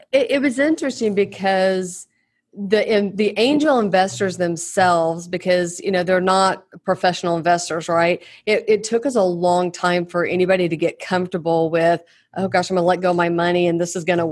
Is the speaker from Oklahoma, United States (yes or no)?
yes; Oklahoma, United States; born and raised in Oklahoma.